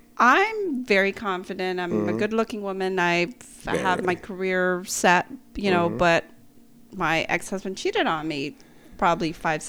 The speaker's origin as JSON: {"language": "English", "country": "Guam", "tie": "born or raised there", "said": "I grew up in Guam, and the biggest thing there is, you know, hospitality"}